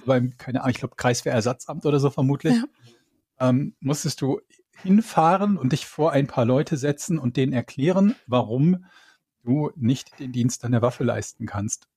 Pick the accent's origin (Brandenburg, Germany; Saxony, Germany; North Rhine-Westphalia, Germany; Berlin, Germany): North Rhine-Westphalia, Germany; bei uns im Rheinland